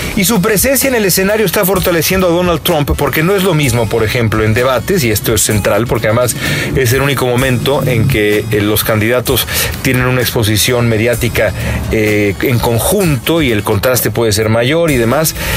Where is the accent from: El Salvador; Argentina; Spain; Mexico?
Mexico; moved away as an adult; now in Los Angeles, United States; nosotros somos mexicanos nada más y residentes, residentes acá en Estados Unidos